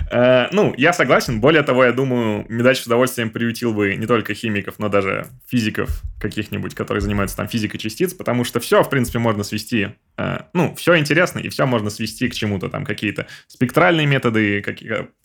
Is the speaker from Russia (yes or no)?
no; Clausthal, Lower Saxony, Germany; Uh, не, я не из Берлина, я из Клаусталя, это под Ганновером.